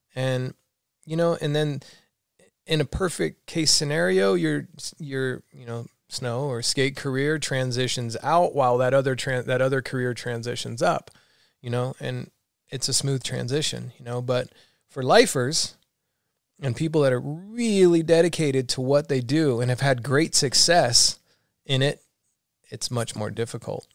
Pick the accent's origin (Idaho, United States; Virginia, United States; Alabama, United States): Alabama, United States; also born or lived in Florida / San Francisco; now in San Diego, United States; I grew up in Alabama